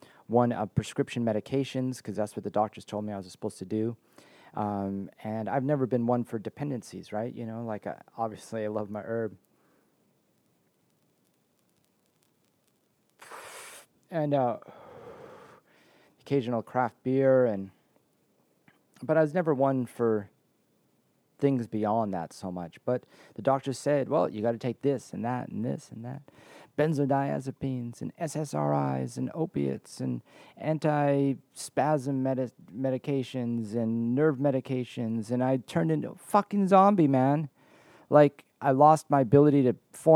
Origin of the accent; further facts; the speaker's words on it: Canada; moved away as an adult; also born or lived in Washington / Oregon / California / Nevada; my home country of Canada